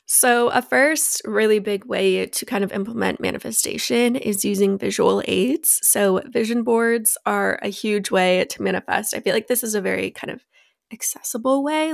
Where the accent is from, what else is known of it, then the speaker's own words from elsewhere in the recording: Phoenix, Arizona, United States; we were born and raised in Phoenix